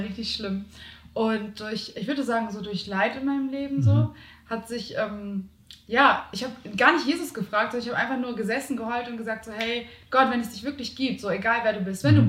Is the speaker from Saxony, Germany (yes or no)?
no; Hamburg, Germany; bei uns in Hamburg